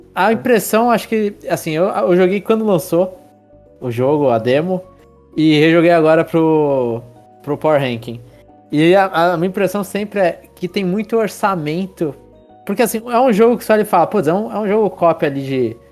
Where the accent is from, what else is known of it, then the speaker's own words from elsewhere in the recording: São Paulo, Brazil; a gente é de São Paulo